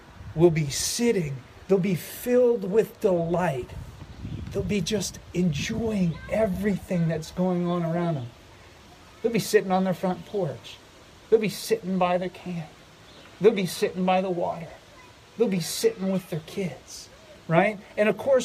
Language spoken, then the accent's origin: English; Philadelphia, Pennsylvania, United States; moved away; I come from Philadelphia, right? City of brotherly love